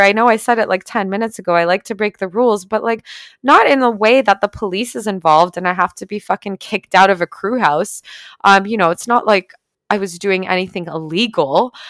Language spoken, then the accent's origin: English; Canada; I'm Canadian.